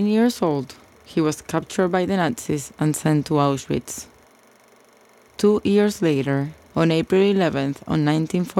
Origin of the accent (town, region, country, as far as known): Argentina; born or raised there; moved away